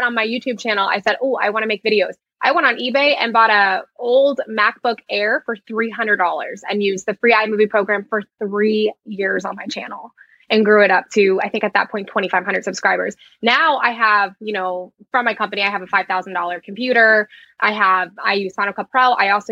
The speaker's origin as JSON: {"language": "English", "region": "Florida", "country": "United States", "tie": "born or raised there", "also_born_or_lived": "New Jersey", "said": "I grew up in a small town in Florida"}